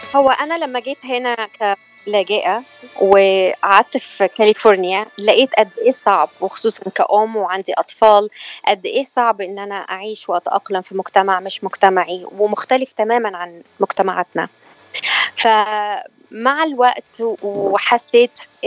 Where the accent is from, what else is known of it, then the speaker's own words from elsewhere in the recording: Egypt; moved away as an adult; now in California, United States; انا من مصر